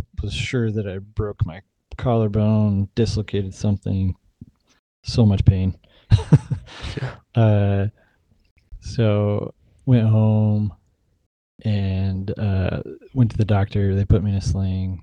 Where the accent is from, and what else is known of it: Provo, Utah, United States; born or raised there; moved away as an adult; also born or lived in Texas; now in Eugene, United States